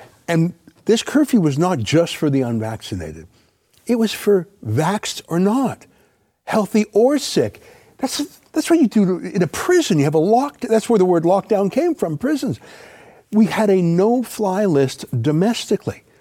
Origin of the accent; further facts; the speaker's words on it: Canada; we're Canadian